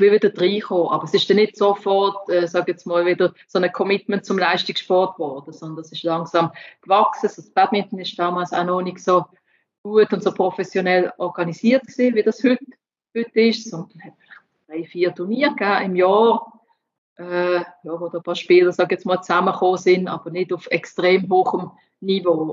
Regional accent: Switzerland; ich als Schweizerin

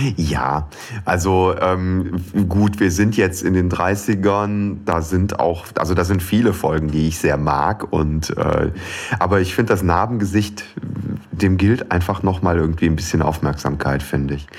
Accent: Aachen area, North Rhine-Westphalia, Germany; im Aachener Klinikum habe ich das Licht der Welt erblickt. Ähm, bin dann allerdings im Umland groß geworden und jetzt auch wieder ins Umland gezogen

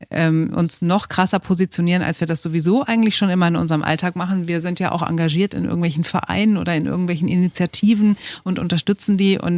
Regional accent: Frankfurt, Hesse, Germany; now in Berlin, Germany; Entschuldigung, ich komme aus Hessen und ich sage, äh, ich sage lineal, ich sage Zirkel und ich sage Birgit.

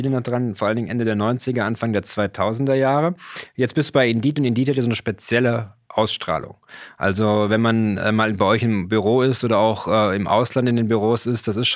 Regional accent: Rhineland, Germany; Ich bin Rheinländer. Rheinischer Sauerbraten.

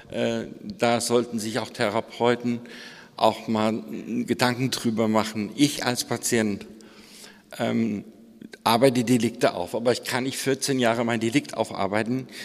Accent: Hesse, Germany; Also ich bin im Landkreis aufgewachsen in Hessen.

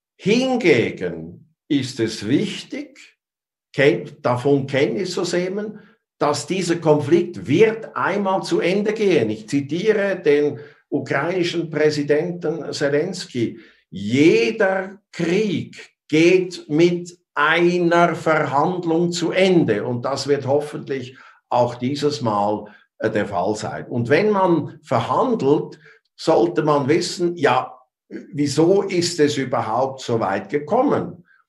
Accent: Switzerland; ich bin Schweizer.

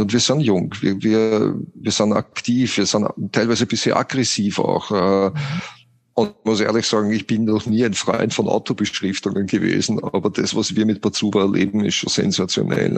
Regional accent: Austria; wie man hört, bin ich ja Österreicher.

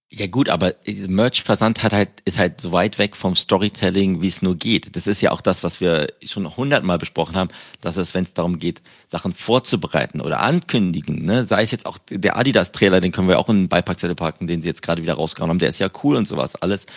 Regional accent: Berlin, Germany; now in United Kingdom; aus meiner Heimatstadt Berlin

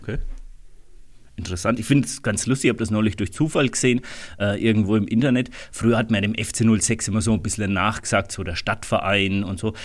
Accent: Rhön, Bavaria, Germany; bei uns in der Rhön

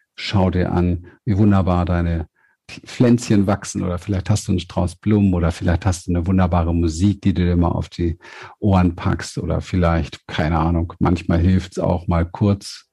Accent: Berlin, Germany; ich komme ja aus Berlin vom Hinterhof

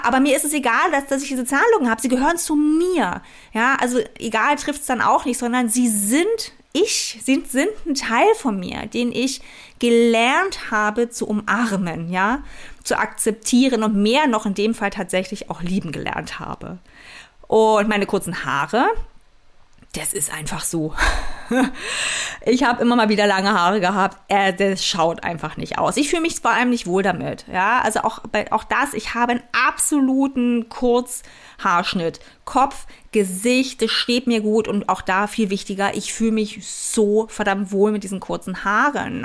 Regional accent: East Germany, Germany; ich bin in der DDR aufgewachsen

